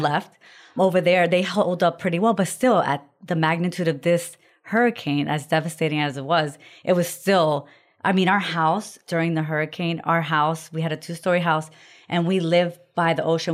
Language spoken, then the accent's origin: English; Florida, United States; also born or lived in Puerto Rico; my husband and I grew up in Florida, and we're born in Puerto Rico